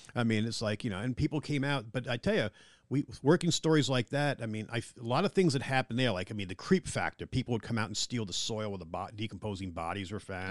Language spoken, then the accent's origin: English; Long Island, New York, United States; now in Littleton, North Carolina, United States; I'm from Long Island, New York